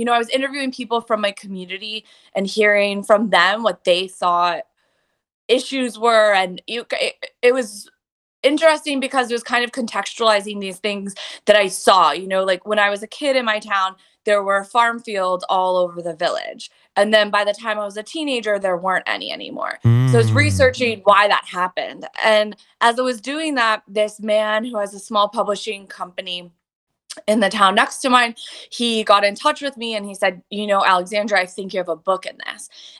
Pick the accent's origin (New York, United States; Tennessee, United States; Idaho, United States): New York, United States; Southampton; moved away as an adult; also born or lived in Lebanon; I moved back to my hometown for the summer and I was in Southampton